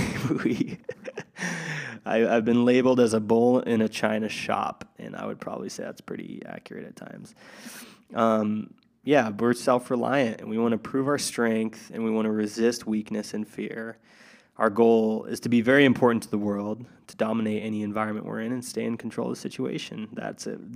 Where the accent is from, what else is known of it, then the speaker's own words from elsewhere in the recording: Tri-Cities, Washington, United States; moved away; back in my hometown, Tri-Cities, Washington